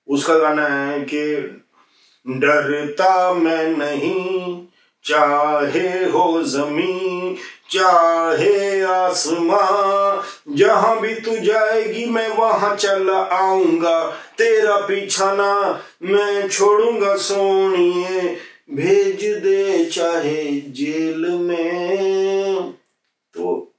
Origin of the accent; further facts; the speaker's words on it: UP, Uttar Pradesh, India; मैं यूपी से हूं